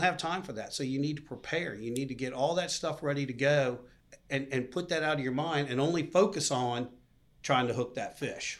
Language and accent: English; Boca Raton, West Palm Beach, South Florida, United States; growing up in Florida